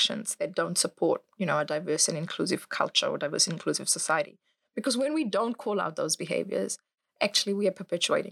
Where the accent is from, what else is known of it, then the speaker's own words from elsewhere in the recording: Fiji; now in New Zealand; I grew up in Fiji